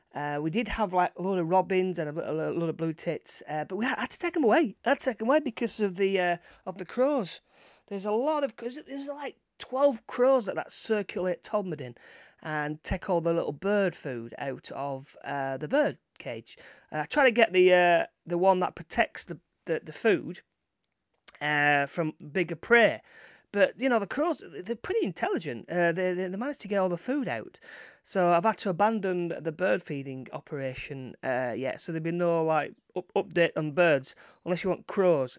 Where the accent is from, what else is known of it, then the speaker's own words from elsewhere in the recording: Todmorden, Yorkshire and the Humber, United Kingdom; my hometown of Tottenham, that's like the, uh, the capital, uh, U F O capital of, of England